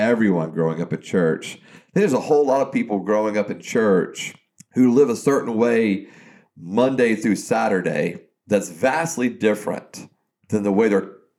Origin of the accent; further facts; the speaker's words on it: South Georgia, United States; growing up in South Georgia, hunting and fishing and playing sports